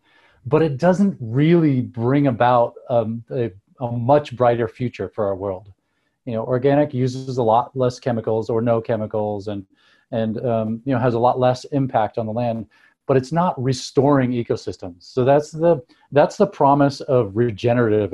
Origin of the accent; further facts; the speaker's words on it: Seattle, Washington, United States; moved away as an adult; also born or lived in northern Thailand; now in Driggs, United States; I grew up in Seattle